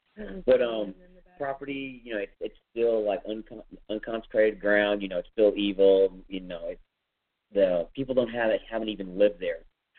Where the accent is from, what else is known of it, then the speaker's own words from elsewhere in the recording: Florida, United States; now in Texas, United States; I'm from Florida originally